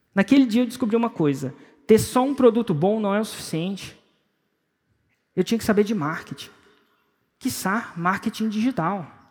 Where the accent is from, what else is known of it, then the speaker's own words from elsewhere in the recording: Brasília, Federal District, Brazil; Eu nasci em Brasília, 1977